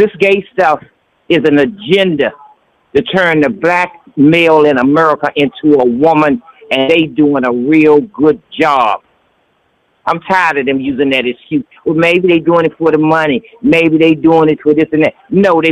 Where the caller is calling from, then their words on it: Washington, District of Columbia, United States; I'm calling from D.C.